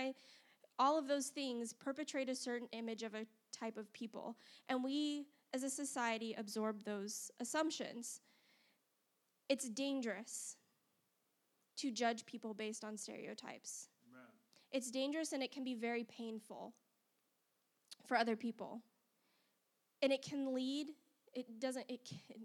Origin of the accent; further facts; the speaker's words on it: Las Vegas, Nevada, United States; now in Huntsville, United States; I grew up in Las Vegas, Nevada, which is a very different world than Huntsville, Alabama.